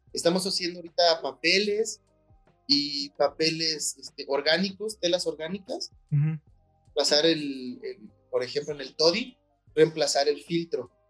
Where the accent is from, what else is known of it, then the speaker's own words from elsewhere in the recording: Mexico; como mexicanos